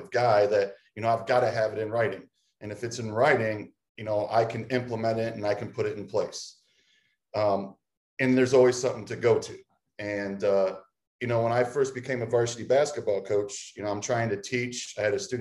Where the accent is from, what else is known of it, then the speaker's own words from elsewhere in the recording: Tiffin, Ohio, United States; also born or lived in Mansfield, Ohio / Las Vegas; now in Clyde, United States; I came back to my hometown of Tiffin to Heidelberg University